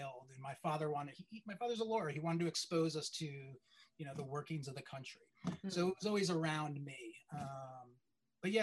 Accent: New York, United States; I'm from New York

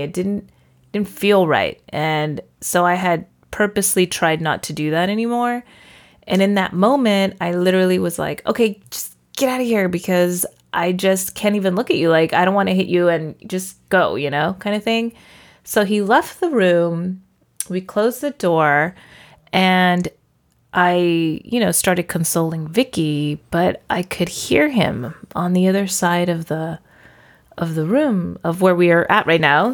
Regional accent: Porterville, California, United States; moved away as an adult; I actually grew up in a town called Porterville

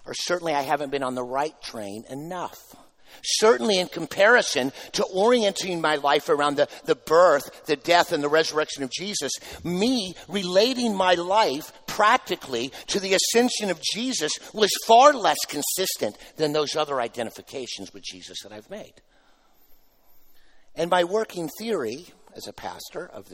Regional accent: United States; I'm an American

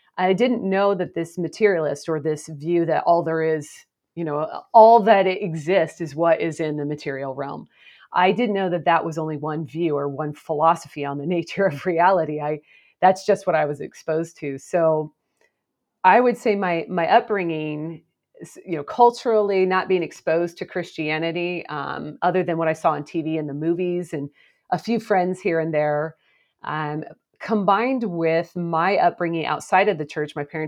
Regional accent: Portland, Oregon, United States; I grew up in the Pacific Northwest of the United States, and as you noted, in the Portland area, which I'm back there again.

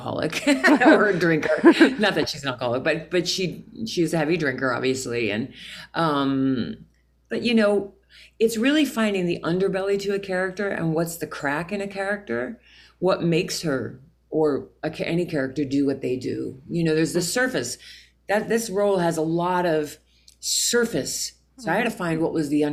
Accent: Pennsylvania, United States; moved away as an adult; also born or lived in New York; I was from Pennsylvania, a small town

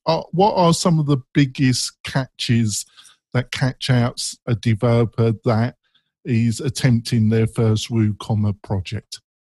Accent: England, United Kingdom; accent: English; my English accent

